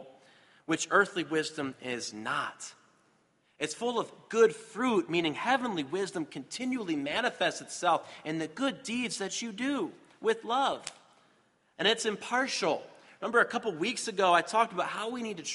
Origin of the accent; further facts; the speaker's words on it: Michigan, United States; I'm from Michigan